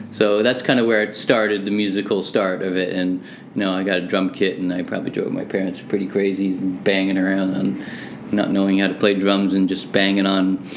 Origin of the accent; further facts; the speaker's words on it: Hamilton, Ontario, Canada; also born or lived in Manchester, England; I was born in Manchester, and my parents immigrated here in '67. And so, uh, yeah, living in Hamilton, Ontario